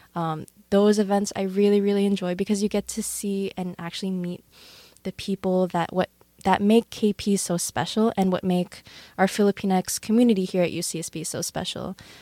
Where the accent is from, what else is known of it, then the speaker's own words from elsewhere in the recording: United States; also born or lived in Philippines; I immigrated here with my family. Um, I think when I was around three years old